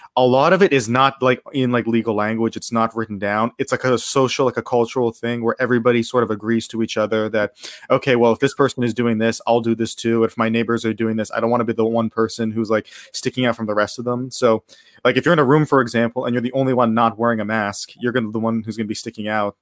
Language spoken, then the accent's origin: English; Pittsburgh, Pennsylvania, United States; moved away as an adult; now in Japan; I'm from Pittsburgh, Pennsylvania. I lived there my, my whole life before coming here about, uh, three years ago